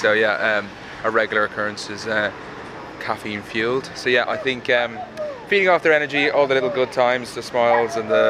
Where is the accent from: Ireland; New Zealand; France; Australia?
Ireland; Dublin, Leinster; moved away as an adult; now in London, United Kingdom; They're all from London, so this is all new for Dublin, so it's quite nice to see them in my hometown.